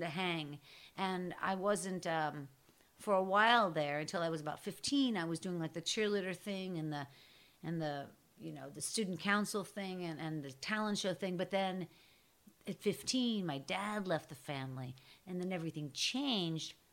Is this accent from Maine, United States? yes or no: no; Pittsburgh, Pennsylvania, United States; I'm from Pittsburgh